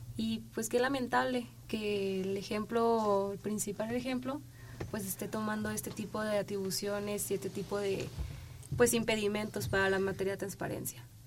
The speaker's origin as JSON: {"language": "Spanish", "region": "Sinaloa", "country": "Mexico", "moved": "yes", "said": "representando mi tierra, que quiero tanto y que te extraño demasiado"}